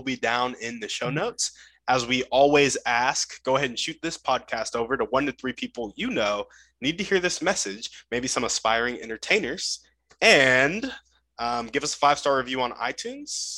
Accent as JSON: {"language": "English", "town": "Round Rock", "region": "Texas", "country": "United States", "tie": "born or raised there", "also_born_or_lived": "Davidson, North Carolina / South Austin, Texas", "said": "Born and raised in Round Rock, Texas."}